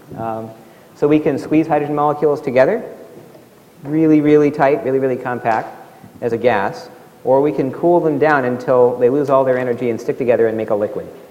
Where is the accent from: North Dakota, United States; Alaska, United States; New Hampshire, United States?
Alaska, United States; where I grew up in Alaska, zero degrees